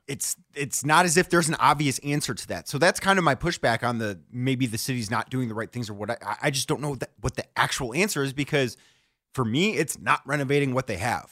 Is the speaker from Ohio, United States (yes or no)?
yes; Parma, Ohio, United States; also born or lived in Independence, Ohio; I grew up in Parma, I grew up in Independence